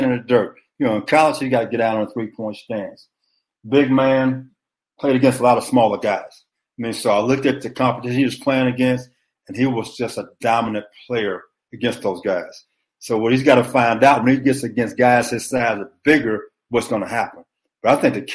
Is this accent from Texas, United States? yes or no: yes; Beaumont, Texas, United States; I'm from Beaumont, Texas